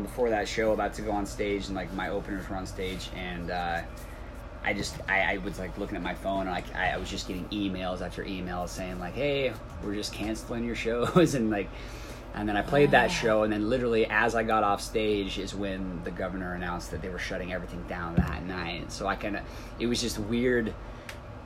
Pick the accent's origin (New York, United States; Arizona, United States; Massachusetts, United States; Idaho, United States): Idaho, United States; Coeur d'Alene; I'm from Coeur d'Alene, Idaho